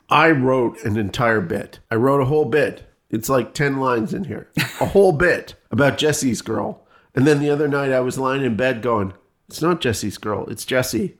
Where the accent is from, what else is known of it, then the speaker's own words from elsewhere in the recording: Canada; moved away; I come from Canada